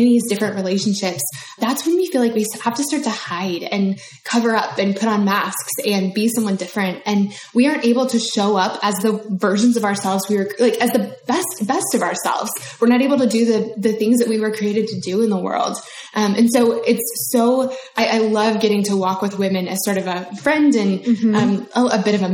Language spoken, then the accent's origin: English; Denver, Colorado, United States; moved away as an adult; now in Nashville, United States; I'm a Denver native. I grew up in Denver, Colorado, but I've lived in the South for a long time now